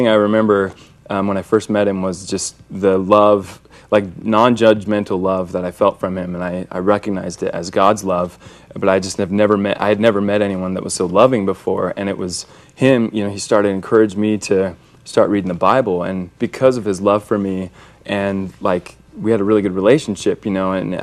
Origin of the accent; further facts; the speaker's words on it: Kaysville, Utah, United States; also born or lived in Sacramento, California; grew up in Kaysville